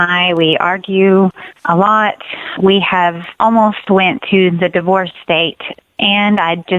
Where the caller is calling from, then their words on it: Texas, United States; Hi, Randy. And … I'm from Texas, and I listen to your show all the time